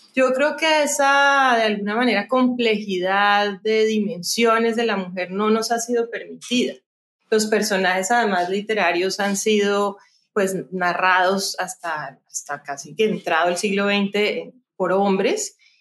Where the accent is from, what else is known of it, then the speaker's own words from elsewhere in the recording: Cali, Valle del Cauca, Colombia; yo pues nací en Cali, y soy la menor de cuatro hermanas